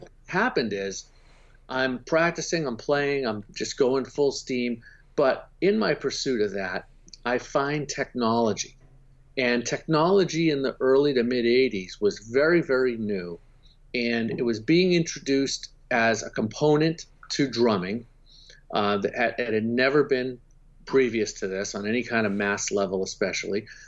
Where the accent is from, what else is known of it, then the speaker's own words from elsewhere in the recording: Boston, Massachusetts, United States; I'm from Boston, so it gets very cold there